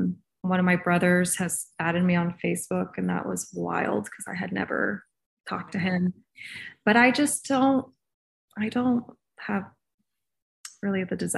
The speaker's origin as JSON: {"language": "English", "region": "California", "country": "United States", "tie": "born there", "said": "But I was born in California, and that's where my parents that adopted me lived at the time."}